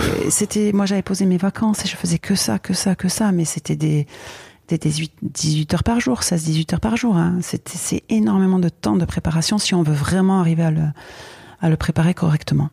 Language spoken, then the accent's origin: French; Biarritz, Nouvelle-Aquitaine, France; j'étais de Biarritz